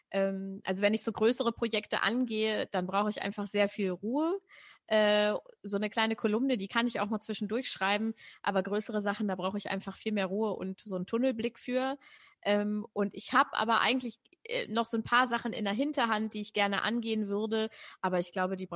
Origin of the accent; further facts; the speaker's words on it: Braunschweig, Lower Saxony, Germany; dann sind wir äh, in Braunschweig, wo ich aufgewachsen bin, oft mit der Straßenbahn gefahren